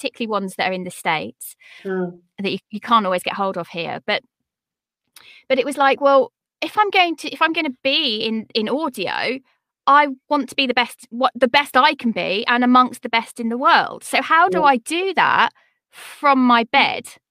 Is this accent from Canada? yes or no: no; United Kingdom; I'm a British woman with three children at home